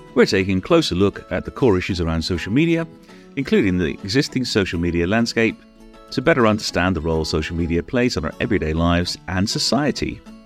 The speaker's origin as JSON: {"language": "English", "country": "United Kingdom", "also_born_or_lived": "Canada", "said": "I'm British"}